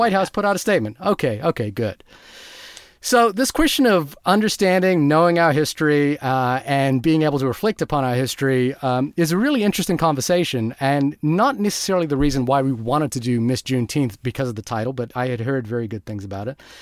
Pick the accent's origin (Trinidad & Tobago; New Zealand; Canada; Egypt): New Zealand; also born or lived in Fiji; I come from New Zealand, Fiji before